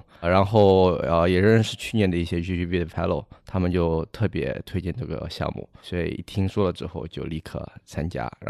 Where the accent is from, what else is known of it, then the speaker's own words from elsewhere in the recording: Singapore; 我是新加坡人，啊，主要 base 在东南亚。